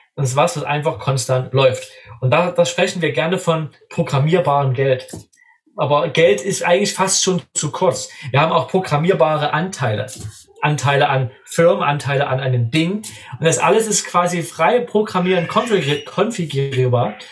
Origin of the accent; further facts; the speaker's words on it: Germany; als Deutscher